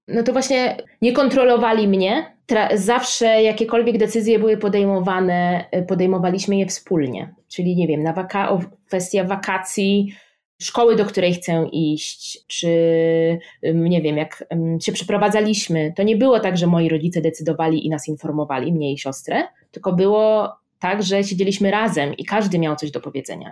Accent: Szczecin, West Pomeranian Voivodeship, Poland; moved away as an adult; also born or lived in Oxford, United Kingdom; now in Warsaw, Poland; jestem ze Szczecina

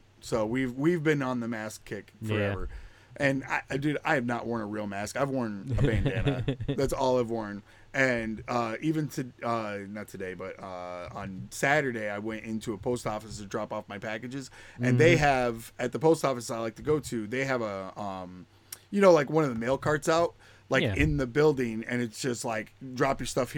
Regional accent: Utica, New York, United States; I'm from Utica, New York

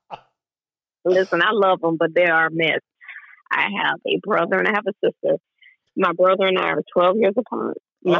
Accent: Jacksonville, Florida, United States; also born or lived in Brooklyn, New York; I left New York when I was like 8 years old and moved to Jacksonville, Florida

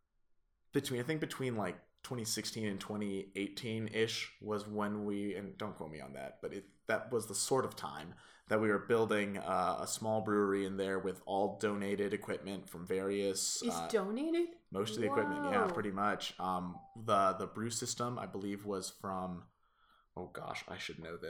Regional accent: Boulder, Colorado, United States; growing up in Boulder

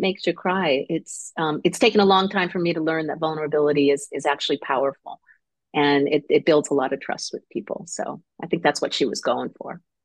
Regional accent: Connecticut, United States; moved away as an adult; also born or lived in Seal Beach; now in Long Beach, United States; I grew up in Connecticut, so I'm an East Coast person.

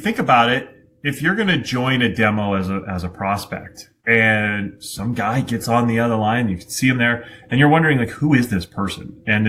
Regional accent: Vermont, United States; I'm from Vermont.

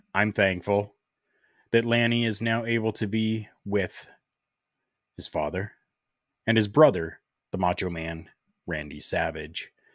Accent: Canada; here in my hometown

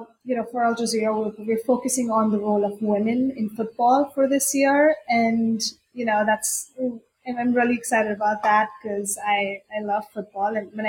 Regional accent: India; even though I grew up in India and cricket is the main sport there, but everybody plays football too.

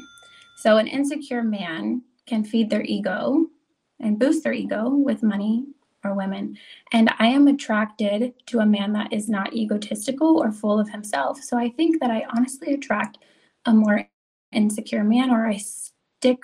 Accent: United States; I was raised in Amish country, I was not raised by any means by a conservative family.

